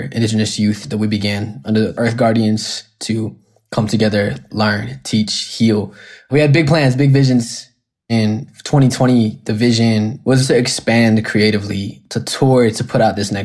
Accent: Colorado, United States; I was born in Colorado, occupied Arapaho Ute territory

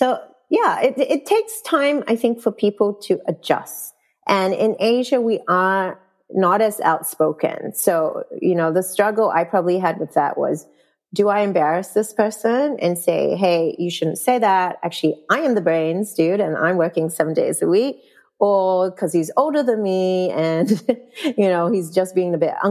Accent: New Zealand; moved away as an adult; also born or lived in Malaysia; growing up in New Zealand, and I went to an all-girls school

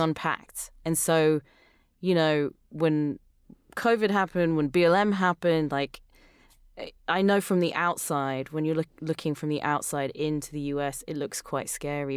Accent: London, United Kingdom; accent: British; moved away; I grew up in England, uh, which is, well, in London

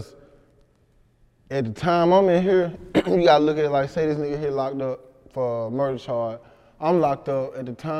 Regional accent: Helena, Arkansas, United States; I'm from Helena.

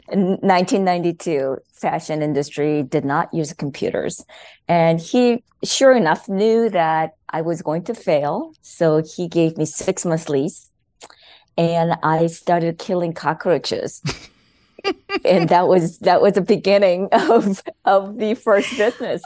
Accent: South Korea; English is a second language; moved away as an adult; now in United States; There was English class in South Korea at that time, but there was no non Koreans in living in Korea

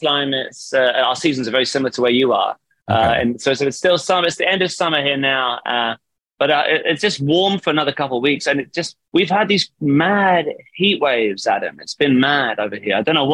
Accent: Southampton, South East England, United Kingdom; moved away as an adult; now in Manchester, United Kingdom; I'm from Southampton, which is from the very bottom coast of the UK.

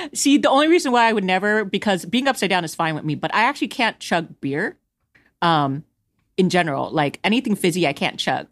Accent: Houston, Texas, United States; I'm from Houston, so I'm on the, uh, east, sort of e-, southeast side

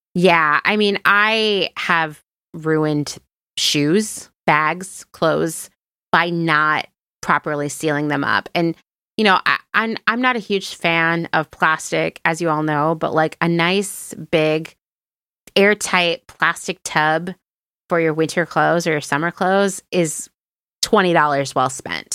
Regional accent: East Coast, United States; moved away as an adult; also born or lived in Philadelphia / Los Angeles; I grew up on the East Coast

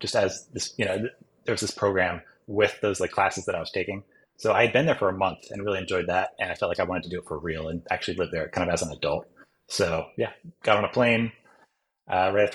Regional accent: United States; moved away as an adult; now in Japan; I grew up in the US

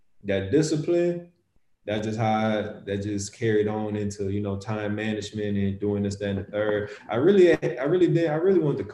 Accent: Charleston, South Carolina, United States; moved away as an adult; also born or lived in Queens; growing up in Charleston

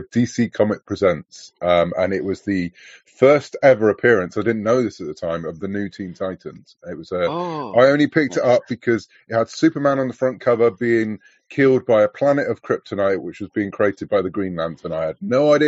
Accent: southwest of the UK, South West England, United Kingdom; So I'm from the UK, as you could probably guess from my accent. I'm from the southwest of the UK

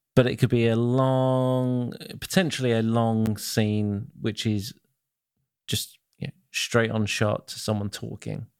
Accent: England, United Kingdom; I'm English

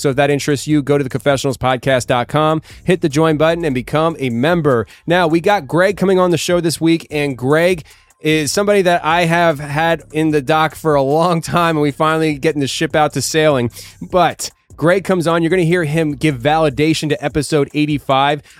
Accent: Tennessee, United States; moved away; my home state, Tennessee

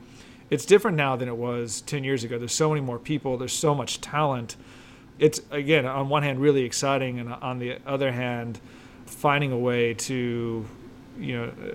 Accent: Texas, United States; You know, I'm an import. I came from Texas. I spent some time in Austin.

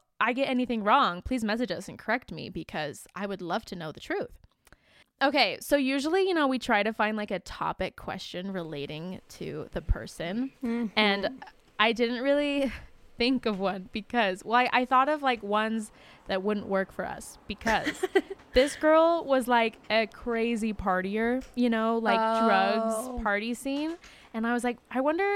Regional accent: Syracuse, Utah, United States; also born or lived in Provo, Utah; We are from Syracuse/Clearfield, Utah

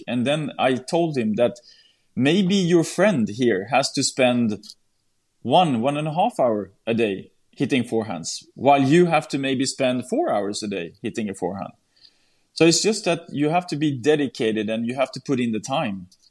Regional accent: Sweden; my hometown in Sweden

